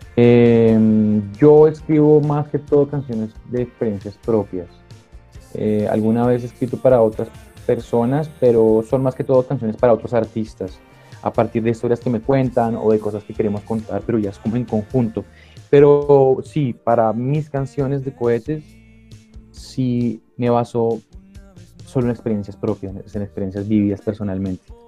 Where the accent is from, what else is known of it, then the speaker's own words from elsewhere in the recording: Colombia; representando a, Colombia, mi país. Y qué bueno es poder pararme en, en, diferentes tarimas de diferentes lugares a decir que, pues que soy colombiano